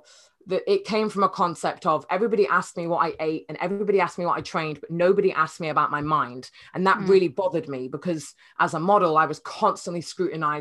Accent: Cheshire, North West England, United Kingdom; moved away as an adult; also born or lived in Nottingham; now in London, United Kingdom; I'm from Cheshire, a tiny little village in Cheshire, which is near Manchester

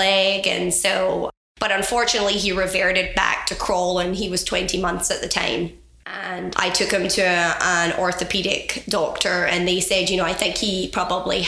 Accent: west coast of Scotland, United Kingdom; moved away; Born and raised on the west coast of Scotland

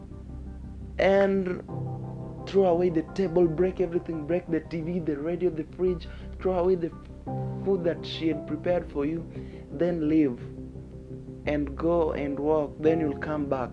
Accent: Kenya; I'm a Kenyan, so I got that no accent.

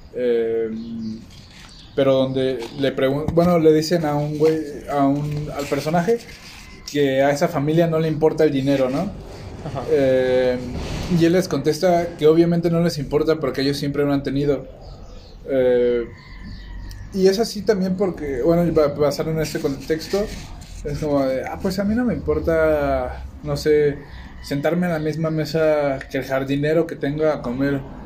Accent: Mexico; nosotros como mexicanos

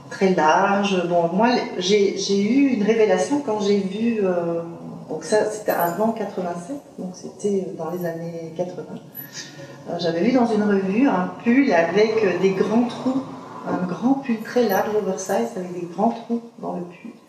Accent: Liège, Wallonia, Belgium; moved away as an adult; now in Brussels, Belgium; euh, je suis née à Liège, de parents euh, limbourgeois, donc euh, néerlandophone. Euh, j'ai fait études à Liège et puis je suis arrivée sur Bruxelles en 87.

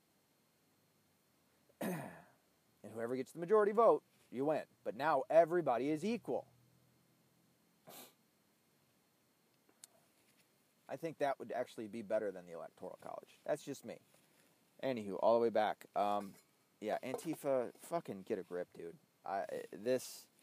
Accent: Tennessee, United States; Tennessee. My home state.

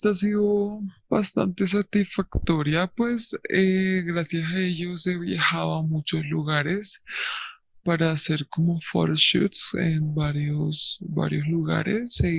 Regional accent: Lyon, Auvergne-Rhône-Alpes, France; Spanish is a second language; Pues yo soy francés, yo crecí en Francia desde que tengo memoria, pero y pues gracias a esto, gracias a que crecí en un pequeño pueblo llamado Lyon, siempre fui como muy distinto

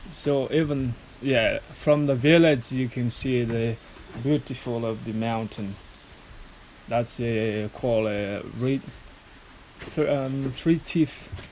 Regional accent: Manantenina, Anosy, Madagascar; English is a second language; Manantenina. Manantenina. I come from Manantenina.

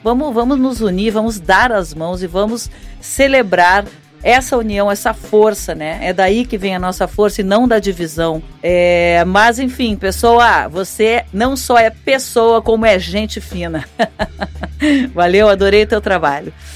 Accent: Rio Grande do Sul, Brazil; eu sou gaúcha

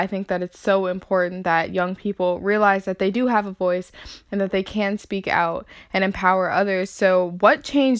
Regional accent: Chicago, Illinois, United States; Caitlin and I are from Chicago, from the South Suburbs

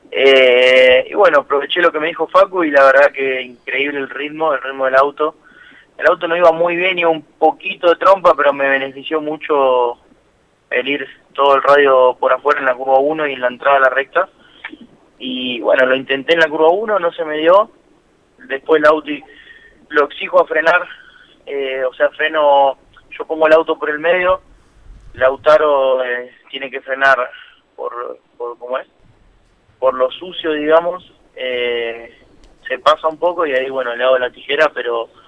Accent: Lanús, Buenos Aires Province, Argentina; now in Quilmes, Argentina; De Lanús, 23 tengo. Igualmente ahora estoy viviendo en, Quilmes y bueno, eh, siempre viví en, en Capital.

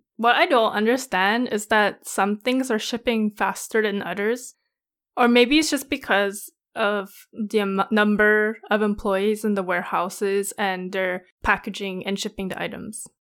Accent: Canada; we're Canadian

